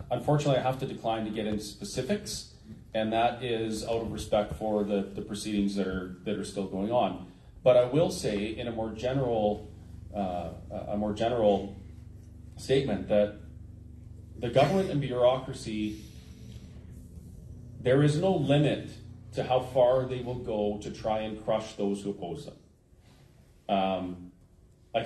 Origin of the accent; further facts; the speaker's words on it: Alberta, Canada; as a Canadian and as an Albertan